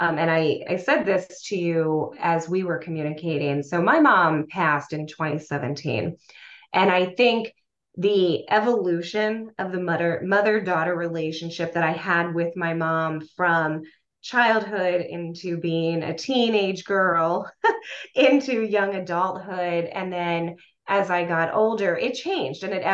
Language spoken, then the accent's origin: English; Lancaster, Pennsylvania, United States; I grew up in Lancaster, Pennsylvania, and in Lancaster, where I grew up